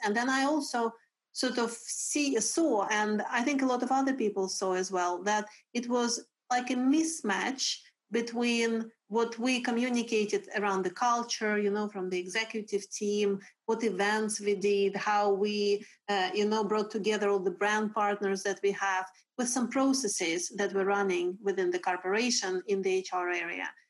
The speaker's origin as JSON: {"language": "English", "country": "Russia", "second_language": "English", "moved": "yes", "lives_now": "Sweden", "said": "I am originally from Russia, but I have been living in Sweden since 2002"}